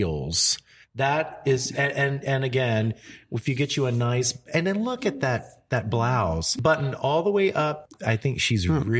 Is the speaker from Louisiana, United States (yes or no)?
yes; Louisiana, United States; I'm from Louisiana.